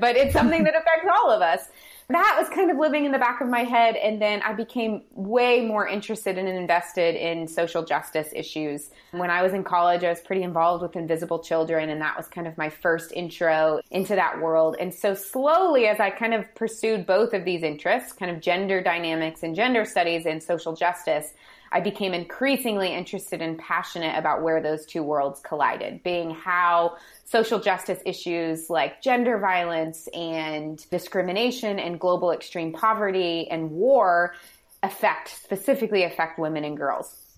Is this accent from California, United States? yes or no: no; St. Louis, Missouri, United States; I grew up in St. Louis or right outside of St. Louis